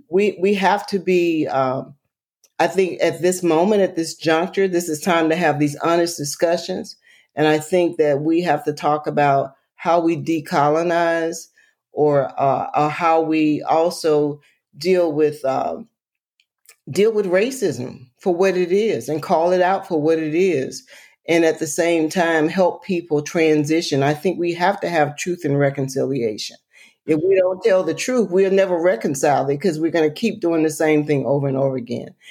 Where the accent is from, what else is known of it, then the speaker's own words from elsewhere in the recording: Lowndes County, Alabama, United States; I'm from Lowndes County, Alabama, and I'm proud of it